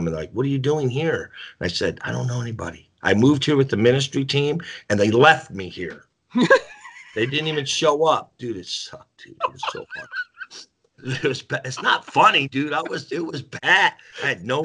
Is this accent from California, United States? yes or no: yes; Bay Area, California, United States; moved away as an adult; also born or lived in Colorado Springs, Colorado; I'm from the Bay Area. I was born and raised in California, and then at 20 we moved to Colorado Springs, and that's where I really grew up. In Colorado. I was raised in the Bay Area